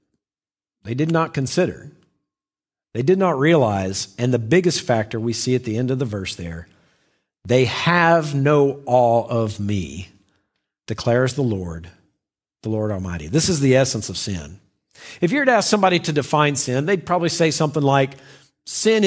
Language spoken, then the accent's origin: English; the South, United States; When I was a child, I grew up in the South